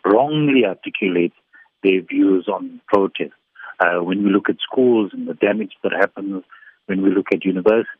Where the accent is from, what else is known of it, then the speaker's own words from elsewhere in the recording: South Africa; the way in which we look at ourselves as South African